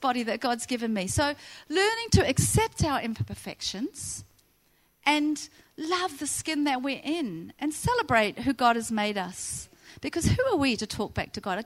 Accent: New Zealand; moved away as an adult; now in Central Coast, Australia; I moved from New Zealand when I was 19 with my boyfriend

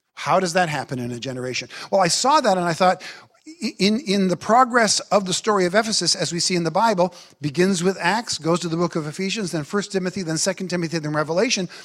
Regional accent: United States; I am an American

